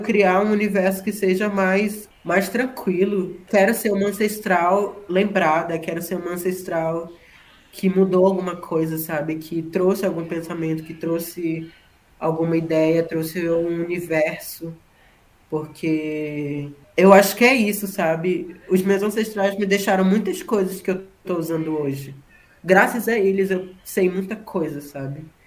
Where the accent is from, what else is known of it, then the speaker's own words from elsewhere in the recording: Manaus, North Region, Brazil; accent: northern; moved away; ele tem um sotaque próximo a, ao meu que sou do norte, porque o S ele é ele é chiado